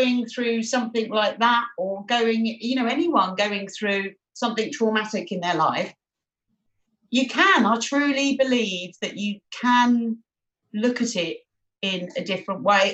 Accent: London, United Kingdom; accent: Cockney; I was born in Barts, London. As I mentioned, I'm a Bow Bell Cockney.

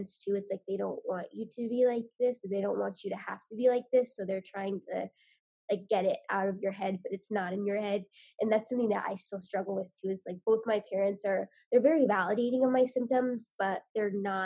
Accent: Indiana, United States; also born or lived in West Virginia / New York City; I grew up in Indiana

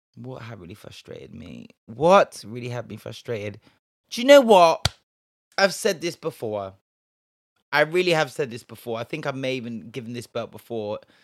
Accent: Bristol, South West England, United Kingdom; Now, me, I was from Bristol, yeah. I am from Bristol

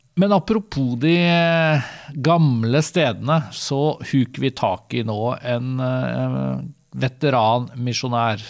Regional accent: Vestfold, Norway; jeg er jo fra, fra Vestfold

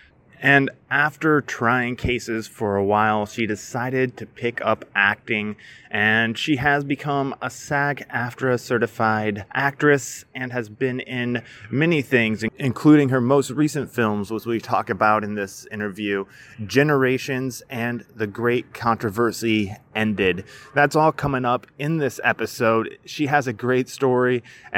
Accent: Iowa, United States; now in West Coast, United States; I'm originally from Iowa

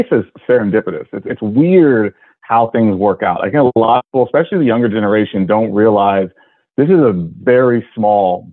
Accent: Austin, Texas, United States; I'm from Austin. I was going to go to UT.

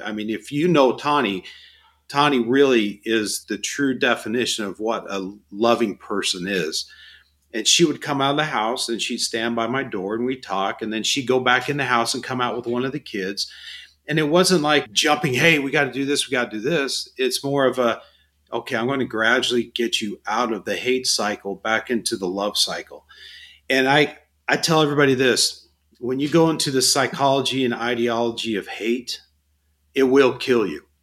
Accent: Phoenix, Arizona, United States; I was born and raised in Phoenix, been here my whole life

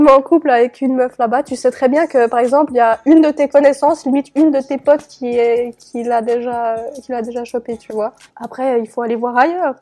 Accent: Neuchâtel, Switzerland; je viens de Neuchâtel. C'est une petite ville

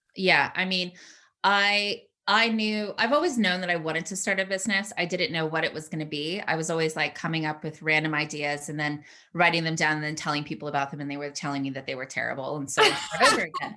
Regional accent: United States; moved away as an adult; also born or lived in San Francisco; now in United Kingdom; I'm obviously American.

